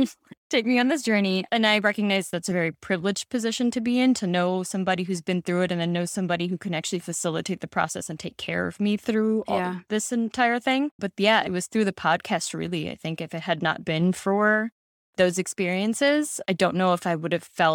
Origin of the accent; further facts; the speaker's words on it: Pakistan; I'm Pakistani and grew up in a Muslim household, and there aren't a lot of Pakistani Muslim women talking about it.